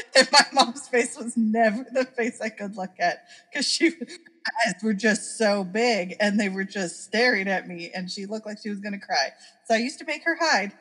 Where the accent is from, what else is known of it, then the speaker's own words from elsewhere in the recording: Oregon, United States; Growing up in Oregon